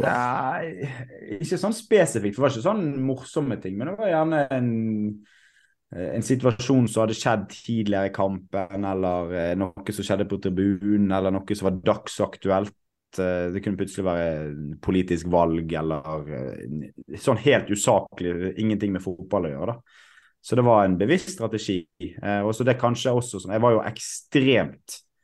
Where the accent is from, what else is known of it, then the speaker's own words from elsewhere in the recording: Bergen, Vestland, Norway; jeg er født og oppvokst i Åsane